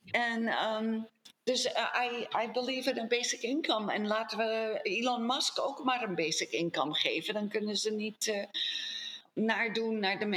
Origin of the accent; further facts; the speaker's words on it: Colombia; born there; Dus eh, ik ben niet eens in Nederland geboren. Ik ben in Colombia geboren.